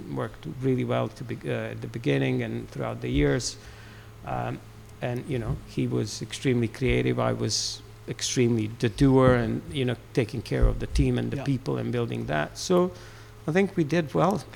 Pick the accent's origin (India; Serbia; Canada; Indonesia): Serbia; moved away as an adult; also born or lived in Aberdeen, Scotland; now in United Kingdom; I'm Serbian.